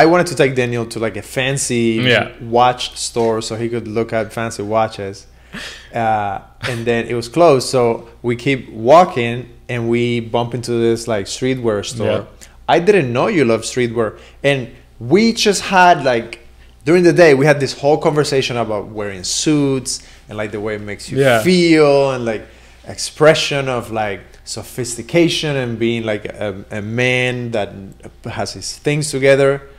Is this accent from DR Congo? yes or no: no; Cuba; moved away; I grew up in Cuba